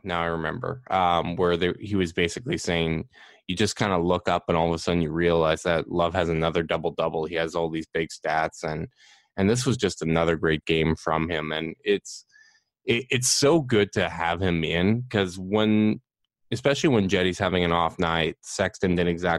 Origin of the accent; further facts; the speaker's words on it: Canada; we're Canadian